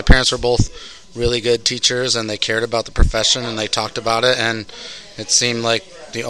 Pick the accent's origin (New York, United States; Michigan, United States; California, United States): Michigan, United States; Brighton; I grew up in Brighton, Michigan.